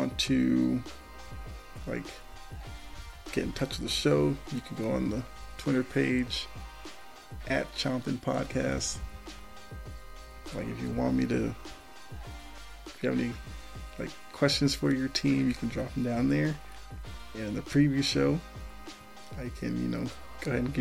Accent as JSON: {"language": "English", "town": "Boston", "region": "Massachusetts", "country": "United States", "said": "I'm from Boston"}